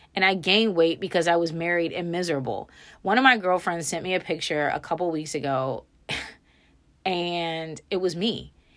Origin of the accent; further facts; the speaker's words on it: Frederick, Maryland, United States; moved away as an adult; also born or lived in Texas; my real friends being people that I had just graduated high school with in Frederick, Maryland